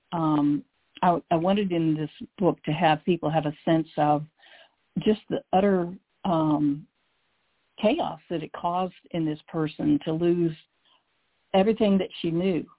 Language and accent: English; Chattanooga, Tennessee, United States; moved away; I grew up in Chattanooga. I was fifth of 10 children